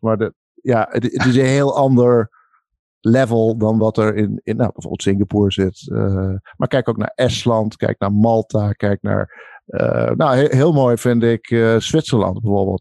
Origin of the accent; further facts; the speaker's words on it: Netherlands; ik ben een Nederlander, maar ik ben natuurlijk ook heel veel in het buitenland